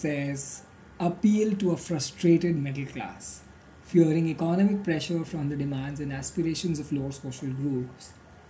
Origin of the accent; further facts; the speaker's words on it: Marathi majority Hindu community, Maharashtra, India; growing up in Marathi majority Hindu community